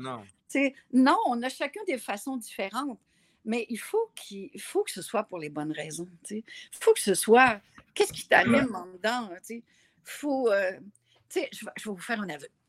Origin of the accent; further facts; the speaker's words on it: Gaspésie, Quebec, Canada; je viens de la Gaspésie